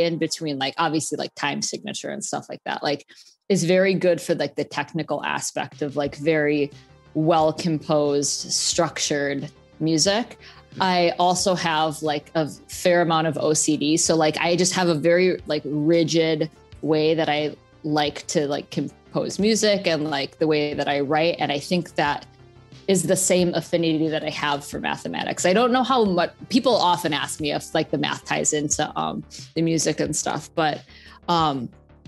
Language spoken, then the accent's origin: English; Bloomington, Minnesota, United States; moved away as an adult; now in San Diego, United States; I grew up in Bloomington, Minnesota, which is just a suburb outside of Minneapolis